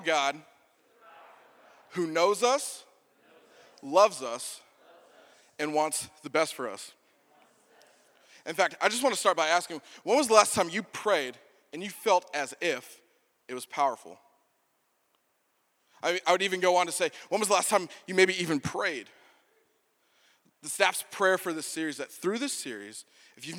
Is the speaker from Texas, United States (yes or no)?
yes; Texas, United States; moved away; I'm originally from Texas.